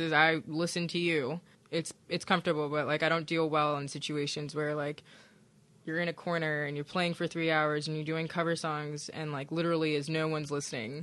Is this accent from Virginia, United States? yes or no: no; Milwaukee, Wisconsin, United States; moved away; also born or lived in Hammond, Indiana; I magically appeared in Milwaukee, Wisconsin, and I entered the foster care system